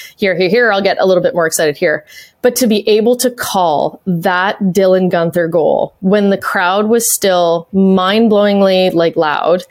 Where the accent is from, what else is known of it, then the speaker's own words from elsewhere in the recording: Canada; a Canadian fan back then